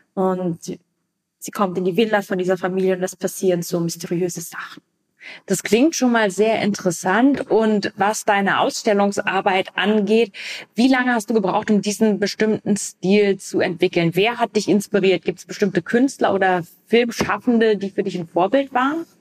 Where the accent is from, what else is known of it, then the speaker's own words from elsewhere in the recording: Vienna, Austria; in einem Bezirk, wo ich aufgewachsen bin, in Wien